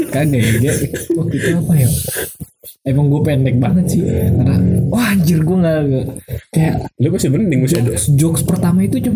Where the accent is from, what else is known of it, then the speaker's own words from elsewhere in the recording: Bekasi, West Java, Indonesia; Iya gue dari Bekasi.